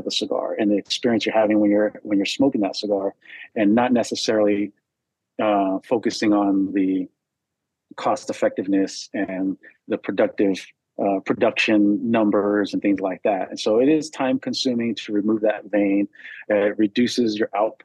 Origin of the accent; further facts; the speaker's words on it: United States; also born or lived in Arizona; I grew up Catholic in California and Arizona